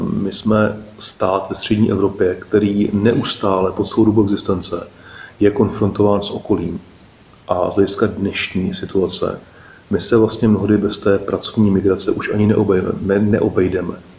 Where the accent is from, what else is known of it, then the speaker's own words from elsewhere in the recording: Czechia; jsme Češi